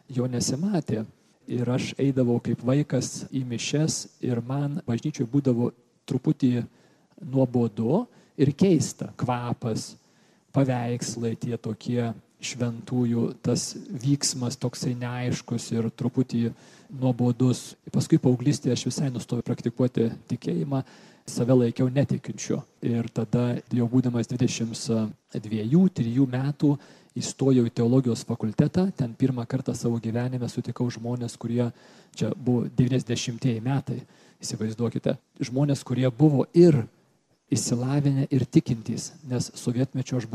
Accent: Kaunas, Kaunas County, Lithuania; Aš esu toks grinas sovietmečio vaikas, užaugau Kaune, 68 gimimo esu ir mūsų šeimoje tikėjimas turėjo savo nedidelę vietą per kūčias, per Velykas, kažkas trupučiuką į mišes

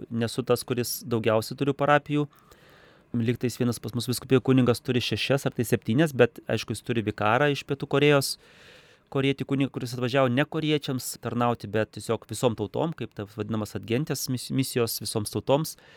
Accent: Lithuania; moved away as an adult; now in Kazakhstan; aš nesu rusas, aš esu lietuvis

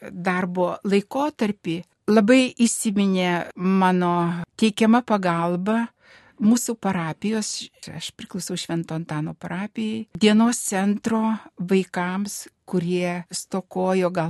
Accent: Dzūkija, Lithuania; moved away; iš, iš mano tėviškės, iš Dzukijos.

